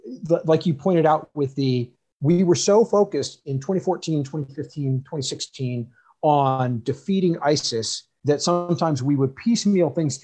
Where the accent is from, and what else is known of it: United States